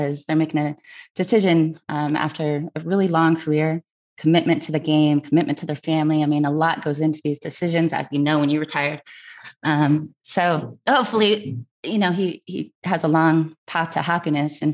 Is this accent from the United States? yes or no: yes; Eastern Washington, United States; moved away as an adult; also born or lived in Richland, Washington; now in North Carolina, United States; I'm from Eastern Washington, other side of the mountains.